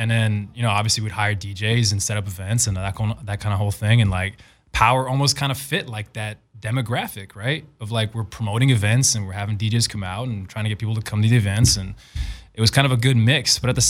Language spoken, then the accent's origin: English; Arizona, United States; So at the time growing up in Arizona, I was going to school at ASU